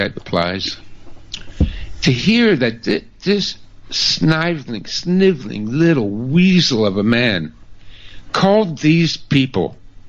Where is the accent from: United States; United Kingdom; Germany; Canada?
Canada; my fellow Canadians again. I have never been so proud in my life of being a Canadian